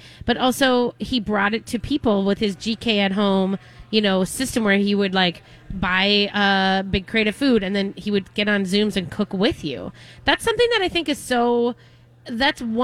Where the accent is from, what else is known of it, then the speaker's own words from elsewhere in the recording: Minnesota, United States; I'm from Minnesota. I make hot dish